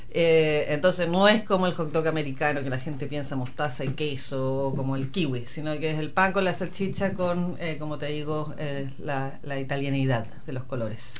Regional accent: Chile; moved away as an adult; now in New Zealand; Yo vengo de una parte de Chile

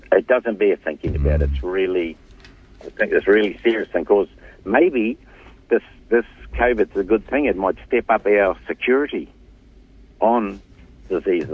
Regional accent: Hokianga, Northland, New Zealand; I'm from the Hokianga, I'm born in the Hokianga

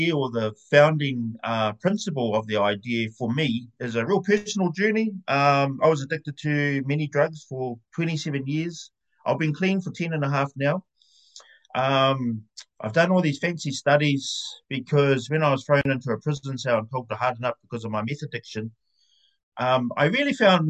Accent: New Zealand; moved away as an adult; now in Porirua, New Zealand; I was born and raised in Te Aroa, the heart of Aotearoa

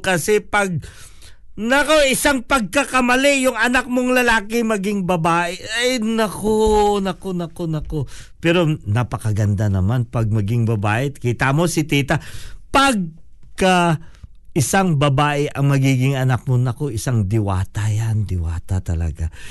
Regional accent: Philippines; Tagalog is a second language; now in New Zealand; Dahil Pilipino tayo

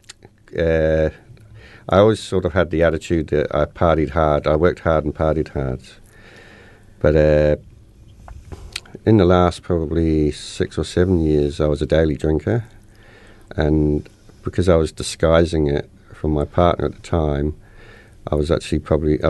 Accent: Inverness, Scotland, United Kingdom; I was brought up in Scotland. Inverness, Scotland

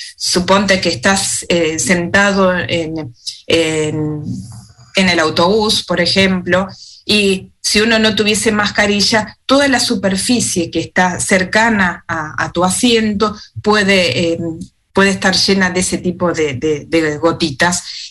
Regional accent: Argentina; moved away as an adult; now in Wellington, New Zealand; en mi país también, en, Argentina

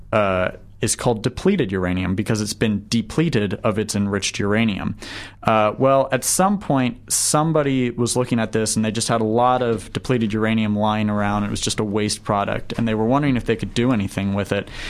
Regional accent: right outside of Washington D.C., Virginia, United States; moved away as an adult; also born or lived in San Antonio, Texas; now in New Zealand; I grew up right outside of Washington D.C.

